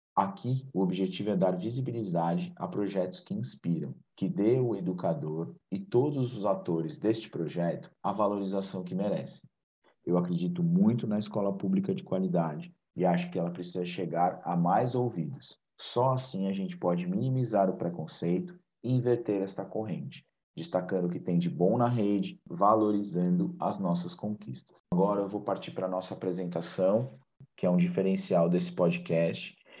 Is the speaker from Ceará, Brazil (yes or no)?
no; São Paulo, Brazil; Eu sou paulista, paulistano, minha filha e minha esposa também